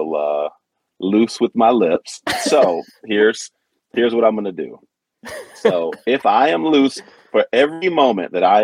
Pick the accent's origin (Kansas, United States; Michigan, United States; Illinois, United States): Michigan, United States; Detroit; growing up in Detroit